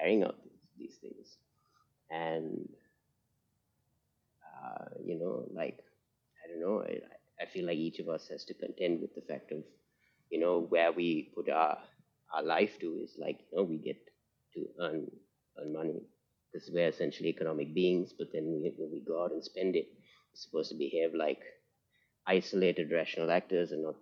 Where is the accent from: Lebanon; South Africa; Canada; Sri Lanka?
Sri Lanka; I'm from Sri Lanka